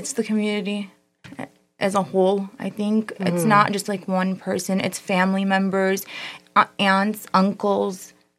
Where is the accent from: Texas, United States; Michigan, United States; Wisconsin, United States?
Michigan, United States; Dearborn; I graduated from Fordson. I grew up in Dearborn. Okay. Born and raised there.